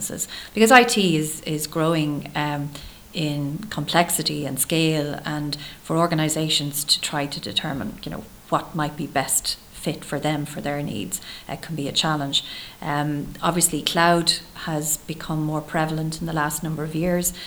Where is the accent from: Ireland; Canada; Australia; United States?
Ireland; Dublin, Leinster; I grew up in Terenure